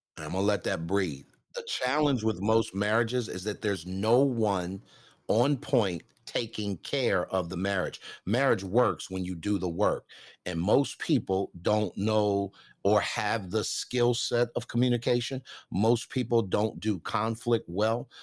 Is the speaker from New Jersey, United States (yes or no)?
no; Baltimore, Maryland, United States; I grew up in South Baltimore, uh, single parent home.